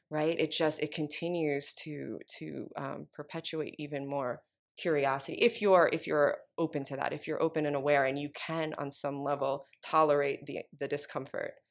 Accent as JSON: {"language": "English", "region": "New York", "country": "United States", "tie": "born or raised there", "moved": "as an adult", "lives_now": "Oakland, United States", "said": "I'm from New York, um, born and raised"}